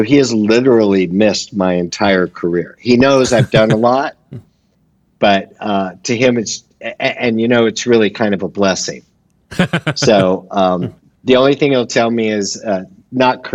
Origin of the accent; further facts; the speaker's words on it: Los Angeles, California, United States; I was born and raised in Los Angeles, in the San Fernando Valley, just on the other side of the hill from